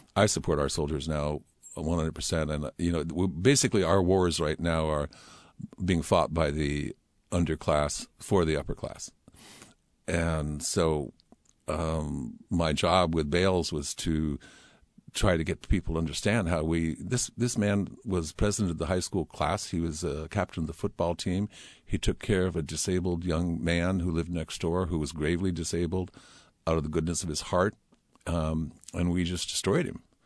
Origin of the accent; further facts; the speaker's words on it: Palo Alto, California, United States; moved away as an adult; also born or lived in Oak Ridge, Tennessee; now in Seattle, United States; I was very fortunate to have my high school years in Palo Alto.